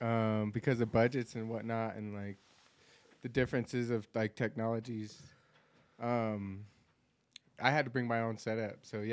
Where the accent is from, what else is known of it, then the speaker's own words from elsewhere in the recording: Denver, Colorado, United States; Yeah, I'm born and raised as well. I'm from North Denver, actually.